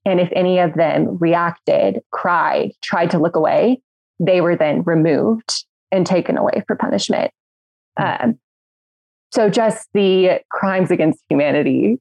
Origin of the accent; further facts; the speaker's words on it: Midland, Texas, United States; now in Washington, D.C., United States; I'm from Midland, Texas